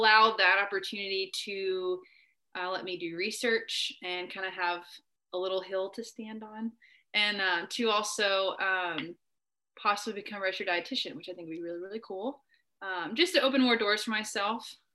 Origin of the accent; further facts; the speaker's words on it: Conway, Arkansas, United States; moved away; I am from Arkansas. I was actually one of the few kids at Hendricks that was from where Hendricks is, in Conway